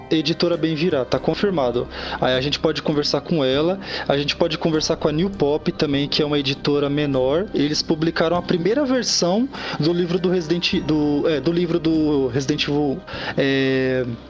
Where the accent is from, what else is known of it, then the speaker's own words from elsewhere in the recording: São Paulo, Brazil; nós somos de São Paulo